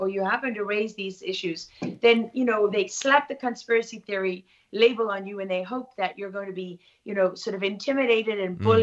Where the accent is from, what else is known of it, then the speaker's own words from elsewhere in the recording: Durban, KwaZulu-Natal, South Africa; moved away as an adult; also born or lived in London; growing up in South Africa